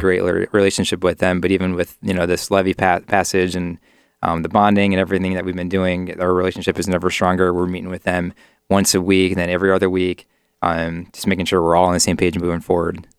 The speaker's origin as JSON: {"language": "English", "area": "near Cleveland", "region": "Ohio", "country": "United States", "tie": "born or raised there", "said": "my hometown near Cleveland"}